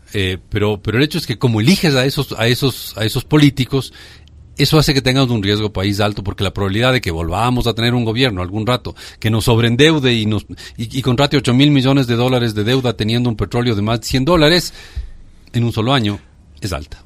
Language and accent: Spanish; Ecuador